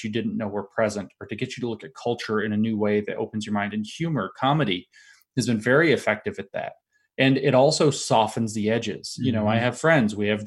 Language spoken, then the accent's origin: English; Appalachia, United States; I'm from Appalachia.